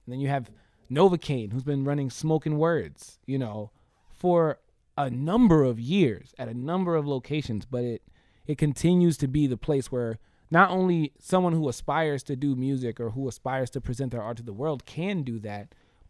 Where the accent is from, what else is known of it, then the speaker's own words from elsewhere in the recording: New York City, New York, United States; also born or lived in Mount Vernon, New York / New Jersey; now in Tampa, United States; I'm originally from New York, you know, right. I'm from the Bronx. I was born and raised, you know, Mount Vernon, the Bronx, and I spent some time in New Jersey.